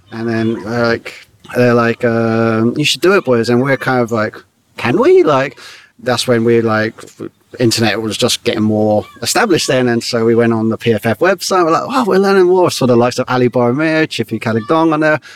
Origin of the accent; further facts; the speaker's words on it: Staines, South East England, United Kingdom; we grew up in Surrey, Middlesex, uh, Surrey and Middlesex on the border in Staines